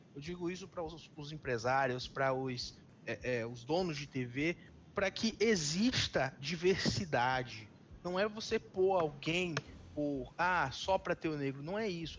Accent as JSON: {"language": "Portuguese", "region": "Northeast Region", "country": "Brazil", "also_born_or_lived": "São Paulo", "said": "eu sou nordestino e eu sei o que o nordestino passa nesse país"}